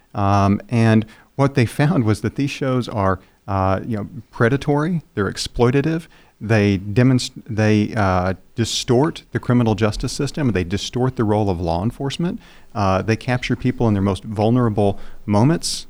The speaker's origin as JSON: {"language": "English", "area": "Seminole County", "region": "Oklahoma", "country": "United States", "said": "I'm from Seminole County"}